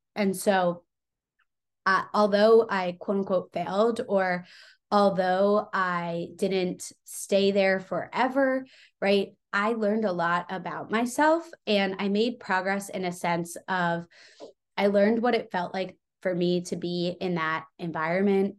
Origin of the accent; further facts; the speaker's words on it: Long Island, New York, United States; I grew up on Long Island